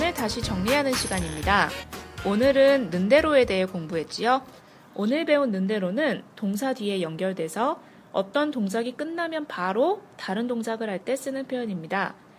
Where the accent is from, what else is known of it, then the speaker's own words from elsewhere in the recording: South Korea; 저 한국 사람이거든요